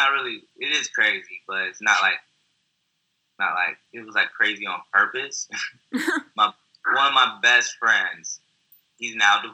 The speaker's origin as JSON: {"language": "English", "region": "Texas", "country": "United States", "tie": "born or raised there", "said": "I grew up in Texas"}